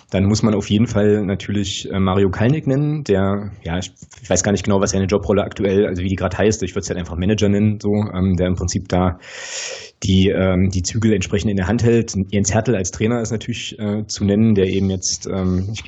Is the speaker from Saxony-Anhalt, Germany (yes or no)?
yes; Magdeburg, Saxony-Anhalt, Germany; ich komme aus Magdeburg, bin da geboren und aufgewachsen